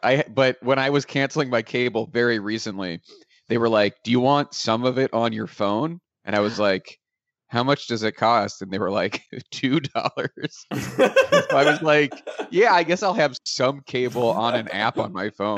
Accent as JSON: {"language": "English", "town": "Pittsburgh", "region": "Pennsylvania", "country": "United States", "tie": "born or raised there", "said": "because I grew up in Pittsburgh, which is like 2 hours from Cleveland, but also my dad is from Cleveland."}